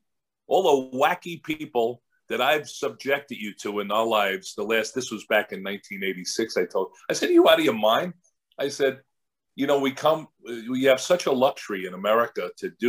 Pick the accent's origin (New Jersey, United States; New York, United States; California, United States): New York, United States; moved away as an adult; also born or lived in Seattle / Chicago; now in Orange County, United States; I'm a New Yorker